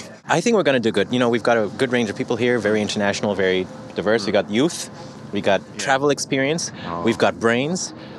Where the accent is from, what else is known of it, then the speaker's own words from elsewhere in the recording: Ethiopia; moved away; I grew up in Ethiopia.